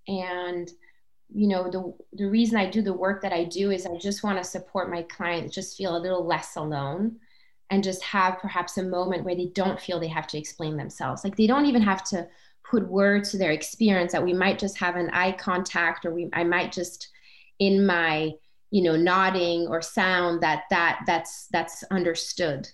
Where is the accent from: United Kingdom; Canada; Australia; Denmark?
Denmark; also born or lived in Comoros; grew up, uh, you know, as a brown human in a white country, Denmark